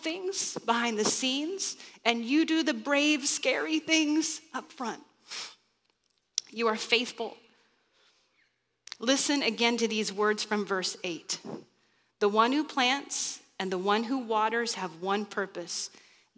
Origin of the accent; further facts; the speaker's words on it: Kansas, United States; moved away; I grew up in Kansas